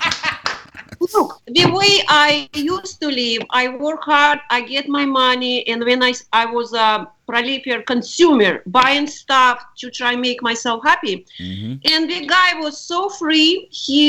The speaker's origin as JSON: {"language": "English", "country": "Russia", "tie": "born or raised there", "moved": "as an adult", "lives_now": "United States", "said": "I was born in Russia right after Stalin died. And I lived during communist time"}